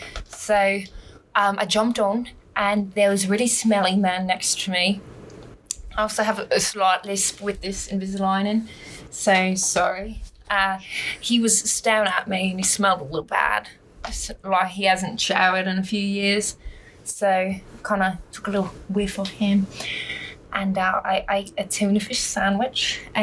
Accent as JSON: {"language": "English", "region": "Queensland", "country": "Australia", "said": "I'm from Queensland. They're like, that's not even real."}